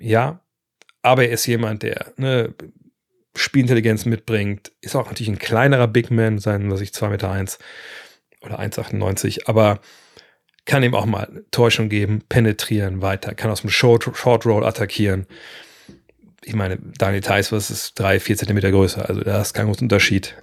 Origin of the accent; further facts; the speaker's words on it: Lower Saxony, Germany; bei uns in Niedersachsen